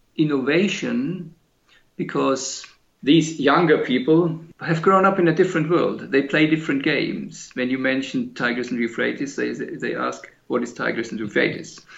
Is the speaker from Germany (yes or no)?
yes; Germany; moved away as an adult; also born or lived in Britain; I always wanted to come back to Germany, which is my home country